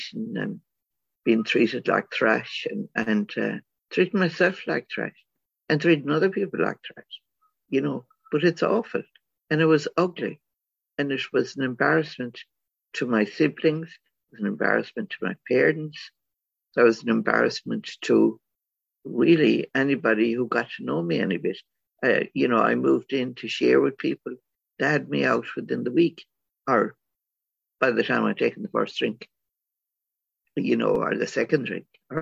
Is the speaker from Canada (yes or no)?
no; Ireland; born or raised there